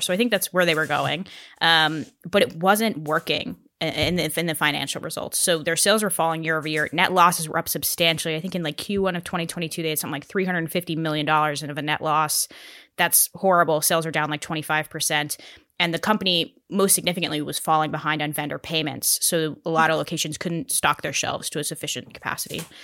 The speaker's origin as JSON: {"language": "English", "region": "Colorado", "country": "United States", "tie": "born or raised there", "said": "where I grew up in Colorado."}